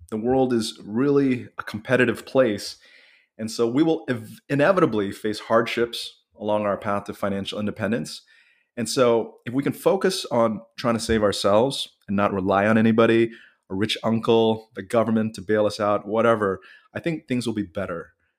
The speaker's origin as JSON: {"language": "English", "country": "Japan", "tie": "born or raised there", "said": "But I grew up in Japan for several years. I've always liked the culture, the people, the respect, the food."}